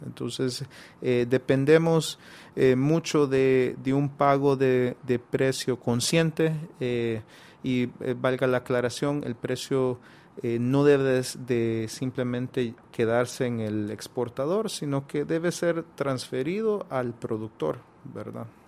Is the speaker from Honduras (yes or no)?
yes; Honduras; como hondureños